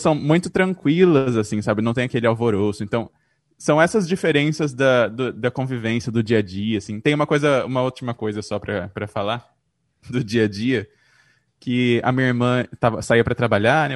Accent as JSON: {"language": "Portuguese", "town": "Presidente Prudente", "region": "São Paulo", "country": "Brazil", "moved": "yes", "lives_now": "São Paulo, Brazil", "said": "Eu sou de Presidente Prudente, estou aqui agora preso por causa da pandemia, mas eu moro em São Paulo já desde 2005"}